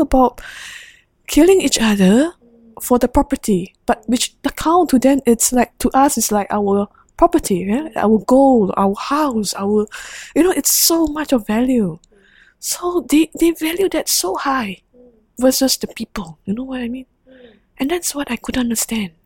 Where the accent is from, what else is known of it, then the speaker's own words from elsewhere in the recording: Singapore; the Singaporean nurse